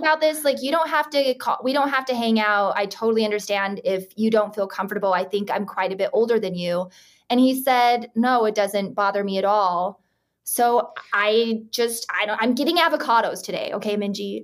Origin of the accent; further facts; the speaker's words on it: Utah, United States; I grew up in Utah